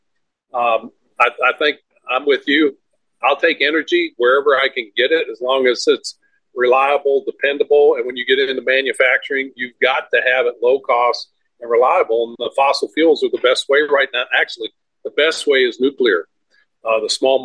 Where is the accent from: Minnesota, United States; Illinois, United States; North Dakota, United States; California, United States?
Minnesota, United States; now in Florida, United States; I was born in Minnesota, and I know there's a reason I live in Florida